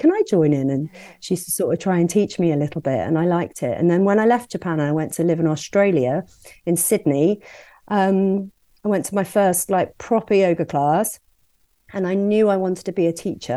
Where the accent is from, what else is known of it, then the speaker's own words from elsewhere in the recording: Worcestershire and Wolverhampton, West Midlands, United Kingdom; moved away as an adult; also born or lived in Birmingham / Hong Kong / Brighton; I grew up in Worcestershire and Wolverhampton, lived in Birmingham